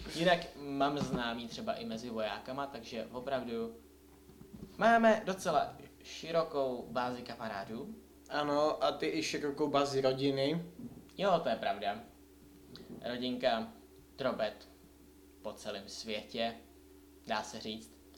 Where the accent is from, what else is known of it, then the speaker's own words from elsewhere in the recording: Czechia; Jsem Čech